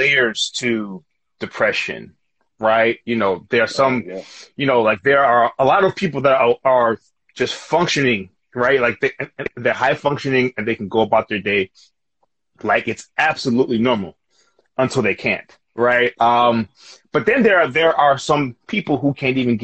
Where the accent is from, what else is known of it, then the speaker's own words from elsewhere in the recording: New York, United States; we're from New York.